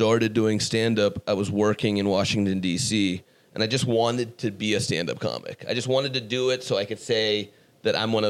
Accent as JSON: {"language": "English", "country": "Iran", "tie": "born or raised there", "moved": "yes", "lives_now": "California, United States", "said": "I was born in Iran, and now I'm in California doing stand-up comedy at the Comedy Store."}